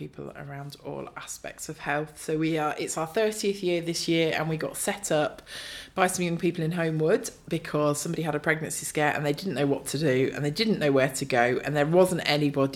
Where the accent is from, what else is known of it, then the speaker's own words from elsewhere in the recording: Northamptonshire, East Midlands, United Kingdom; moved away as an adult; now in Bradford, United Kingdom; I grew up in Northamptonshire and moved here to study